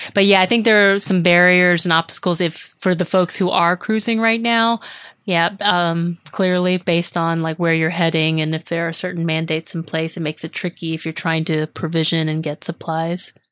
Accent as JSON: {"language": "English", "region": "Florida", "country": "United States", "tie": "born or raised there", "said": "Even though I grew up in Florida, we didn't live near the water"}